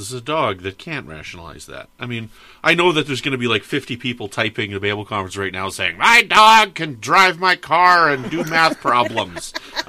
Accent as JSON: {"language": "English", "country": "Canada", "said": "I'm Canadian."}